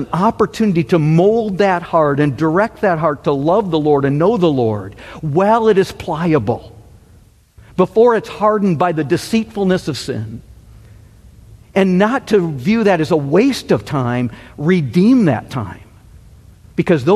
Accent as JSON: {"language": "English", "region": "Michigan", "country": "United States", "tie": "born or raised there", "said": "growing up in Michigan"}